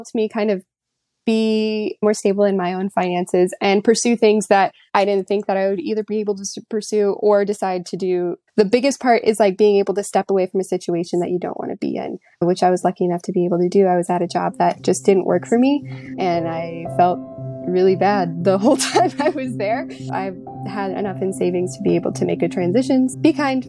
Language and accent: English; Florida, United States; now in Virginia, United States; I currently live in Virginia, but I'm actually from Florida